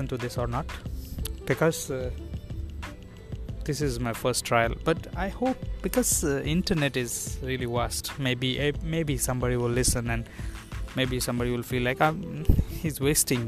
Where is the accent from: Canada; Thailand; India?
India; moved away as an adult; now in Taiwan; I'm from India. I'm living in Taiwan since last 2 years.